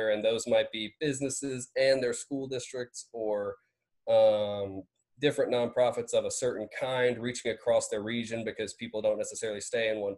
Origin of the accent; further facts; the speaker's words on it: Vidalia, Georgia, United States; also born or lived in Athens, Georgia; I grew up in Vidalia, Georgia